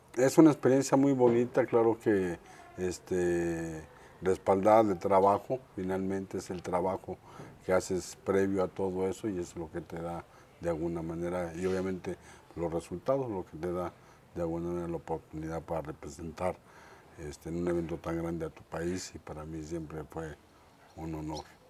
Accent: Mexico City, Mexico; also born or lived in Ensenada; Soy de la Ciudad de México, de la colonia, orgullosamente de la colonia Roma

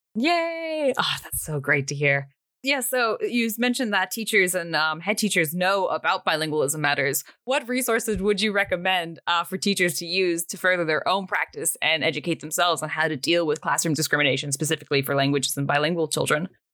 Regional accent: United States; I consider myself to be American.

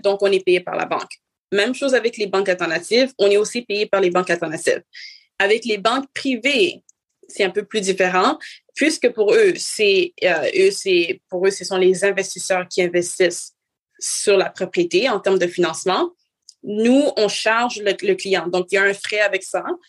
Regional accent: Montreal, Quebec, Canada; je suis née ici, euh, ici à Montréal, au Canada

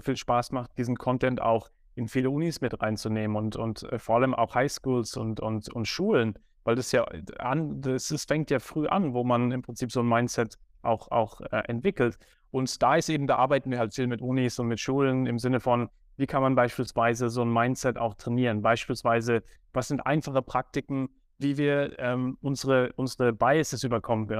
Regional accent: Germany; Ich bin in Deutschland aufgewachsen

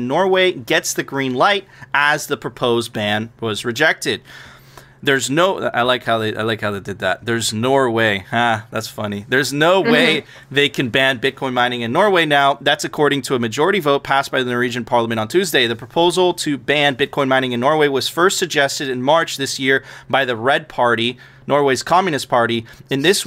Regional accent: Venezuela; now in United States; I immigrated to the United States. I'm a first generation immigrant. I came from Venezuela.

